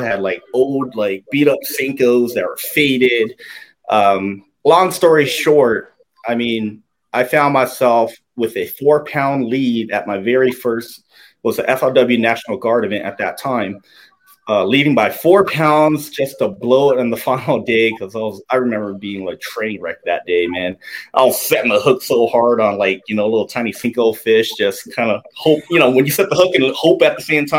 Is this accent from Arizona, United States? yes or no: yes; Tucson, Arizona, United States; I was born and raised here in Arizona, grew up in Tucson, Arizona